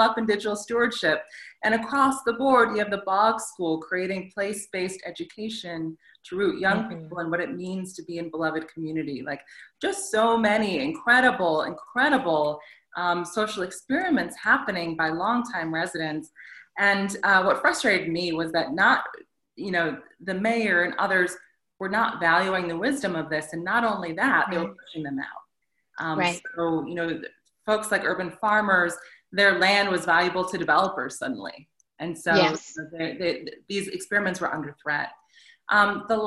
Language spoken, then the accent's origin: English; Plainwell, Michigan, United States; moved away as an adult; also born or lived in Southfield, Michigan / New York / South Africa; now in Detroit, United States; I am originally from Michigan, you know, born in Southfield, grew up on the west side of the state in Plainwell